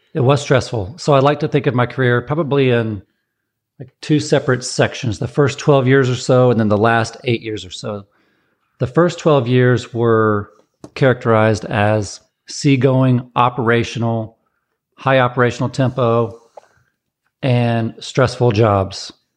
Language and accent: English; Georgia, United States; also born or lived in Erie, Pennsylvania; now in San Diego, United States; I'm come from Georgia, so I know heat And I've lived in Erie, so I know cold